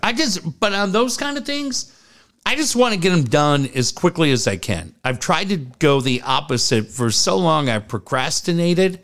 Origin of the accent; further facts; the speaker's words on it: San Diego, California, United States; I grew up in San Diego